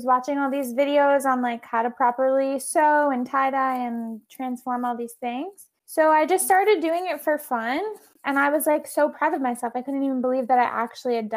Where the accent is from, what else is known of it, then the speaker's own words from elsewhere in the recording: Long Island, New York, United States; moved away as an adult; now in New York City, United States; I'm from Long Island. I started dancing when I was 3